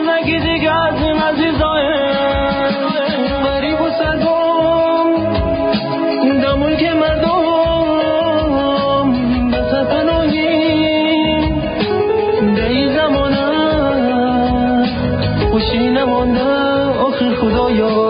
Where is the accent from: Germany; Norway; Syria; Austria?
Syria; German is a second language; now in Switzerland; komme aus Syrien mit meiner Familie vom Krieg in die Schweiz. Ich lerne Deutsch in Kursen von freiwilligen Lehrerinnen.